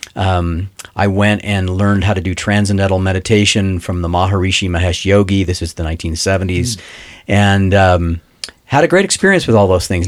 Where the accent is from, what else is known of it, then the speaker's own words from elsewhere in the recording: Los Angeles, California, United States; I grew up in Los Angeles